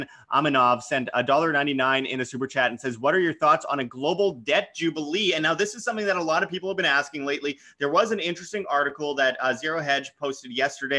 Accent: Winnipeg, Manitoba, Canada; my hometown, Winnipeg, Canada

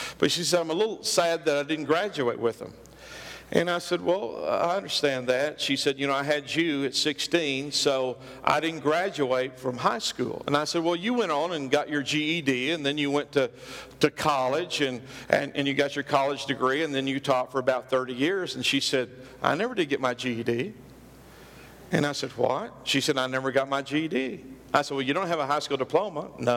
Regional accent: Oklahoma, United States; we are hicks from Oklahoma. We lived way out in the country.

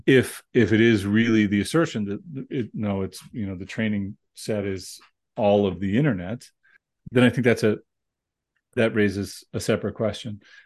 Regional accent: United States; as an American

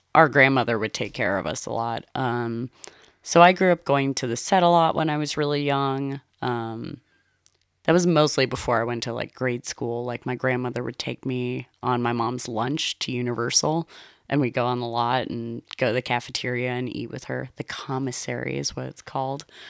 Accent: Los Angeles, California, United States; also born or lived in Shadow Hills, Los Angeles; I grew up in Los Angeles. I originally grew up in the like, in the Van Nuys area

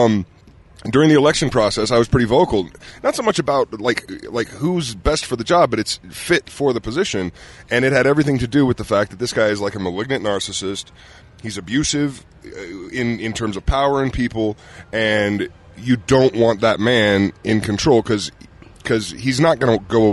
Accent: Utah, United States; moved away; as a kid growing up here

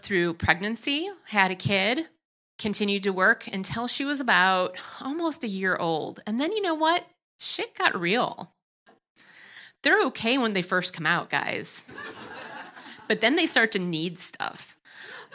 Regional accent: Wisconsin, United States; accent: Wisconsin; now in Chicago, United States

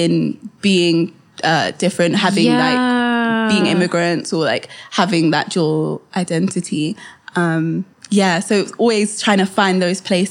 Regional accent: Kent, South East England, United Kingdom; also born or lived in Kenya (heritage); when I moved into Kent

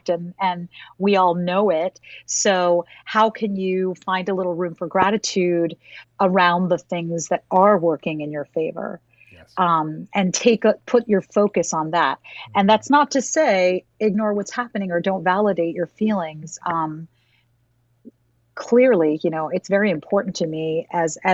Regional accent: New York, United States; as a New Yorker

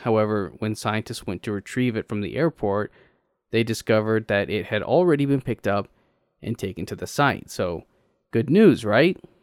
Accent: Texas, United States; As a Texan

